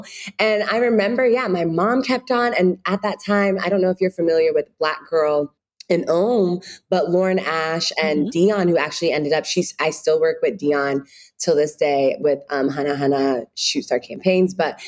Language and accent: English; Ghana; now in Chicago, United States; when you're home being Ghanaian, you always have shea butter, but you know, you'll try to step away from it. It's too hard. It's like all these different things. But when I moved to Chicago